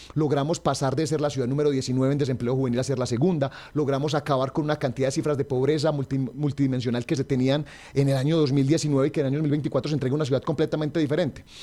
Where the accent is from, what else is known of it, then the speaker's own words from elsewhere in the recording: Caldas, Colombia; a los caldenses